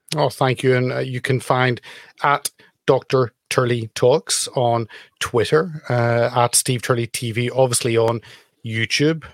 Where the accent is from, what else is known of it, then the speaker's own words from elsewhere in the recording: Belfast, Northern Ireland, United Kingdom; moved away; from my home town back in Belfast.